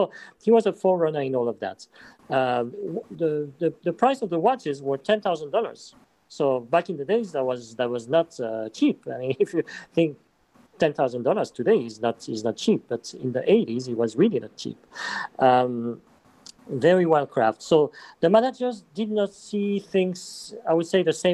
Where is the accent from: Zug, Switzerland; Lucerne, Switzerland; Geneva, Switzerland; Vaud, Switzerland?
Geneva, Switzerland; I am from Geneva too